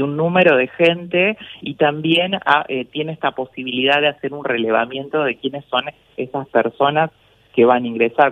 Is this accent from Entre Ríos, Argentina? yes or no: yes; Paraná, Entre Ríos, Argentina; el municipio de Paraná, la ciudad donde yo nací